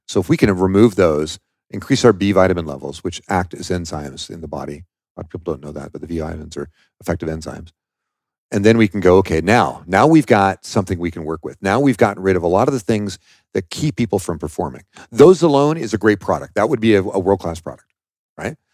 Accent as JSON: {"language": "English", "region": "Washington", "country": "United States", "said": "I'm from Washington State, okay, and that's where I started the company."}